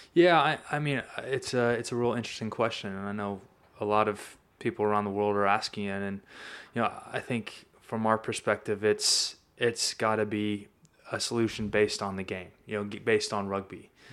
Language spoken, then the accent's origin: English; Sacramento, California, United States; I'm from Sacramento, California